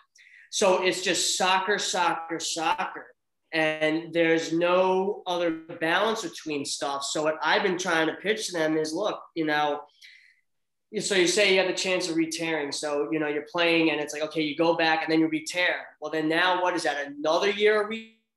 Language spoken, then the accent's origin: English; New Jersey, United States; I grew up in Central Jersey